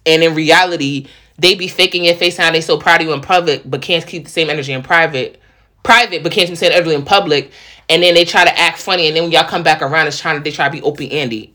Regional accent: New York, United States; accent: New York; now in Charlotte, United States; I'm from the Bronx, but like real talk, I guess it's just a New York type vibe.

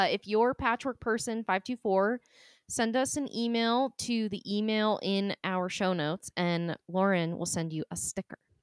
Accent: New Hampshire, United States; I was born in New Hampshire

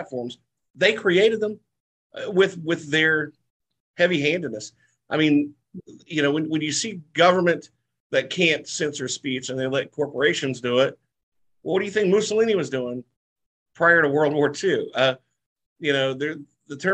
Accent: the South, United States; I'm from the South

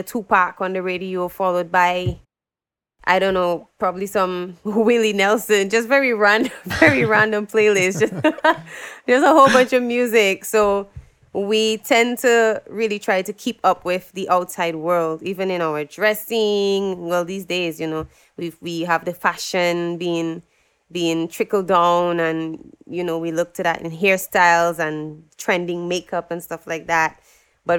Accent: Dominica; first language English; I'm from the Caribbean island of Dominica

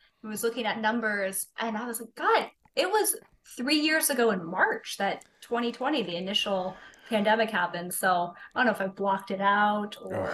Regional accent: Fairbanks, Alaska, United States; now in Anchorage, United States; I was born and raised in Fairbanks

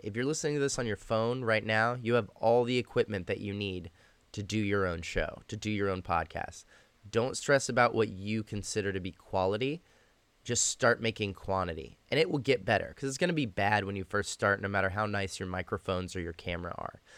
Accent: Austin, Texas, United States; moved away as an adult; also born or lived in Dallas, Texas; now in Los Angeles, United States; I'm originally from Dallas, Texas. I moved to Austin, um, when I was fairly young. And, uh, you know, mostly grew up there

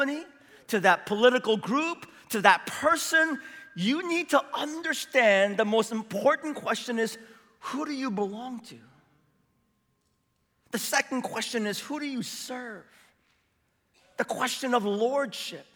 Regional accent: San Francisco, California, United States; now in Seattle, United States; I grew up in San Francisco

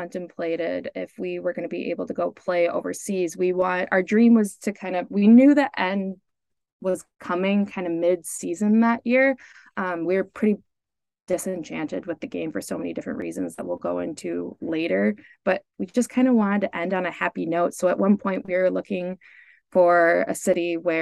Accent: Minnesota, United States; moved away; We're both from Minnesota. We're Minnesota kids

